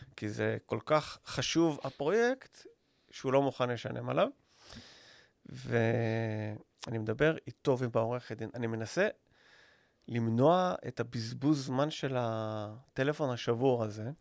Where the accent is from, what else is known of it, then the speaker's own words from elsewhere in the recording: Israel; אני ישראלי